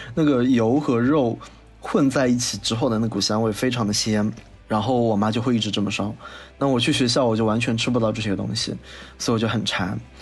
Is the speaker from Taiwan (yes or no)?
no; Wuxi, Jiangsu, China; 我们无锡这边过年呢，家里都会做三样东西，蛋饺、面筋和白夜包